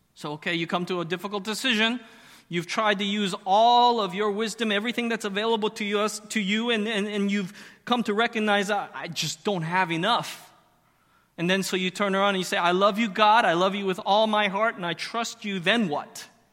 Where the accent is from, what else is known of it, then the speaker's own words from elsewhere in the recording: Arizona, United States; moved away; I grew up in Arizona